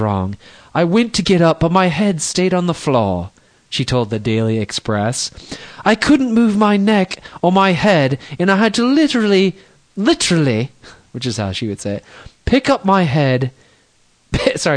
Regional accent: Texas, United States; I'm from Texas

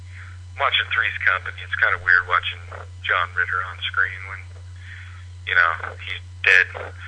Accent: Reno, Nevada, United States; I grew up here in Reno, and I'm not white trash.

